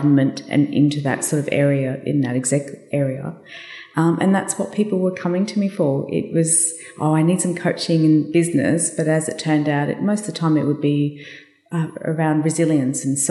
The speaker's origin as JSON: {"language": "English", "town": "Brisbane", "region": "Queensland", "country": "Australia", "tie": "born or raised there", "said": "I got airlifted back to Brisbane, which was my hometown"}